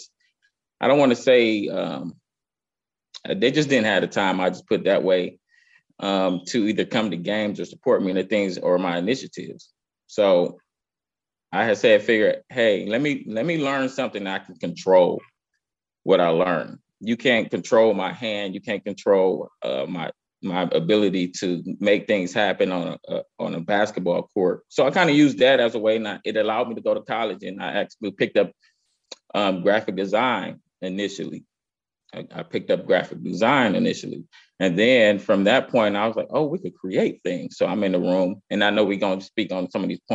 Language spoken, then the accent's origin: English; Cleveland, Ohio, United States; I grew up in Cleveland, Cleveland's East Side, primarily like the St. Clair area